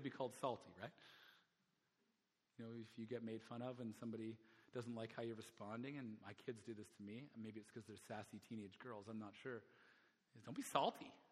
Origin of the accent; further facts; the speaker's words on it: Alberta, Canada; now in Vancouver, Canada; where I grew up in Alberta, I'll just tell you, it's a very small community